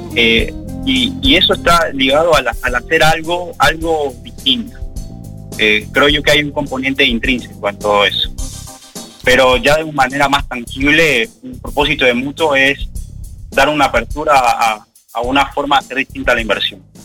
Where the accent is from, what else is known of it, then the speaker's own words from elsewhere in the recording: Ecuador; moved away as an adult; now in Uruguay; yo soy de Ecuador